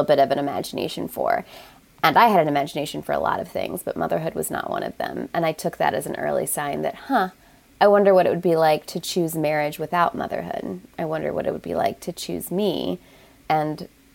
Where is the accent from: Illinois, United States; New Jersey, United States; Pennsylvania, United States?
Illinois, United States; American Midwest, small Chicago suburb; I grew up Catholic in the American Midwest on white bread and Jesus